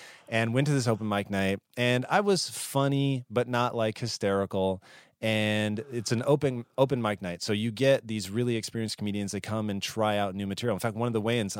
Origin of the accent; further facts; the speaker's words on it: Tacoma, Washington, United States; Tacoma, Washington.